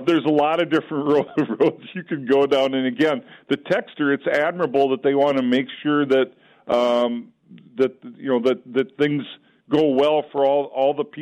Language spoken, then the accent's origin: English; Olivia, Minnesota, United States; moved away; I'm originally from Olivia in Renville County in Minnesota, farm country